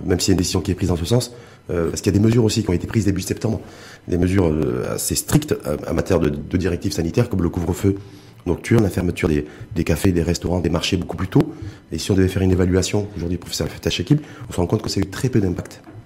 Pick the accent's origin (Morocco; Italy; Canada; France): Morocco